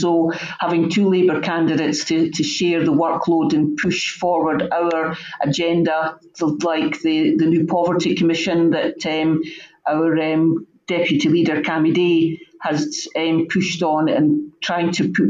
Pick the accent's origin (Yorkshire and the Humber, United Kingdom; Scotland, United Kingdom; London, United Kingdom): Scotland, United Kingdom; Edinburgh; I don't live in the area. I was brought up in Loganleigh and had lived there for nearly 20 years, and then I did live for the first possibly 8 years of my married life. I lived in Abbey Hill, just on the cusp of the ward.